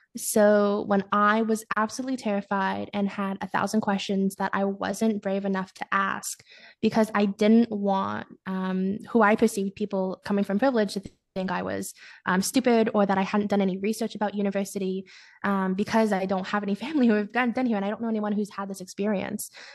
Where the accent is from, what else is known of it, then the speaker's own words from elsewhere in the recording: Ottawa, Ontario, Canada; moved away as an adult; now in Kingston, Canada; I'm from Ottawa